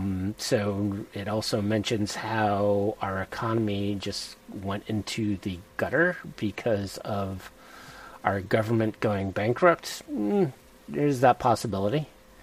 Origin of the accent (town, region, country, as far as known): Connecticut, United States; born or raised there